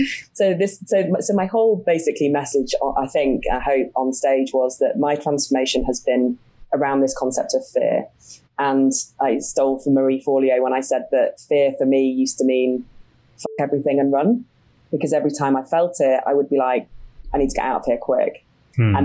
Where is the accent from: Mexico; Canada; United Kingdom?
United Kingdom; also born or lived in Sydney, Australia; I'm a Brit